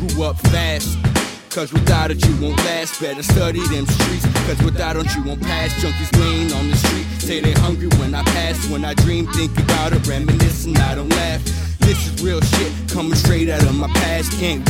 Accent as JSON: {"language": "English", "town": "Lynn", "region": "Massachusetts", "country": "United States", "tie": "born or raised there", "said": "I was a kid and I grew up in Lynn. Yeah, that's right, the city of sin."}